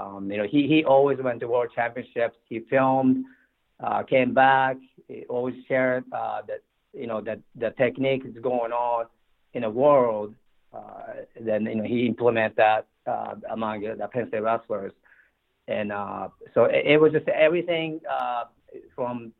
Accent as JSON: {"language": "English", "region": "Tokyo", "country": "Japan", "tie": "born or raised there", "also_born_or_lived": "State College, Pennsylvania", "moved": "as an adult", "said": "I grew up in Tokyo"}